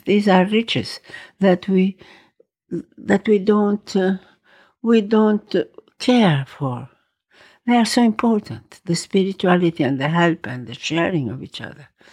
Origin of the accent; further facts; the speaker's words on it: Rome, Lazio, Italy; English is a second language; also born or lived in Valpolicella, Veneto, Italy; now in New York, United States; I was born in Rome, yes. Many years ago, I was born in Rome.